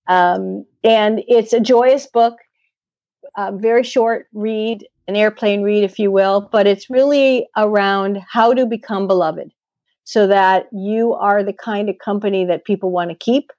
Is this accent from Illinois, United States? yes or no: yes; Chicago, Illinois, United States; moved away; growing up in Chicago